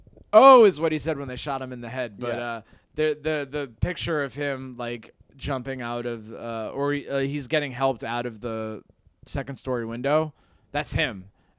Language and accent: English; Hudson Valley, New York, United States; I'm from the Hudson Valley, New York